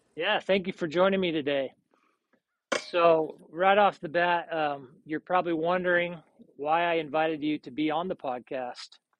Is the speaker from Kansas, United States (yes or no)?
no; Salt Lake City, Utah, United States; moved away as an adult; also born or lived in Seattle / Austin; I'm originally from Salt Lake